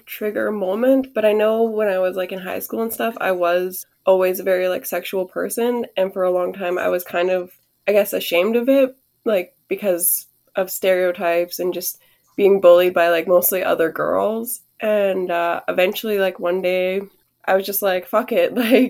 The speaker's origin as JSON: {"language": "English", "country": "Canada", "tie": "born or raised there", "said": "Yes. I mean, I love Canada. I always have. It's cold in the winter. I hate that. But other than that, I do love it here."}